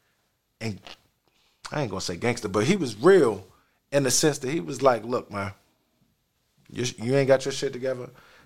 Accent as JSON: {"language": "English", "town": "Silver Spring", "region": "Maryland", "country": "United States", "said": "And I'm coming from Silver Spring all the way down Tallahassee."}